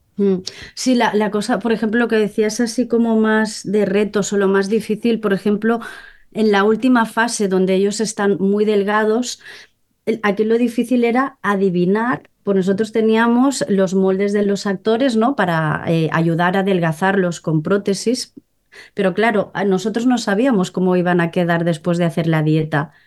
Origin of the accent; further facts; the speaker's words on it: Molins de Rei, Catalonia, Spain; yo soy de, de Molins de Rey, ¿no? De un pueblo cerca de Barcelona